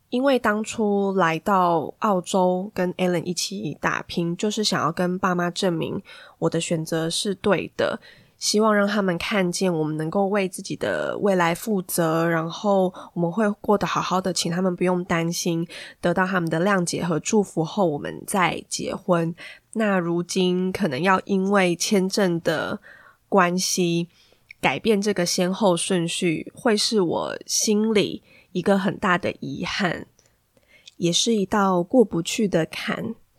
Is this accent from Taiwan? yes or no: yes; Taiwan; moved away as an adult; now in Australia; 身为台湾人的我